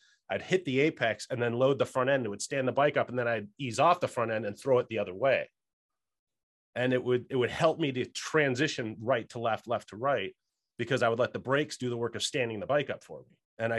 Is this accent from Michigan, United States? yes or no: no; Chicago, Illinois, United States; now in California, United States; Well, I grew up in the Midwest where there are no twisty roads. I grew up in the suburbs of Chicago.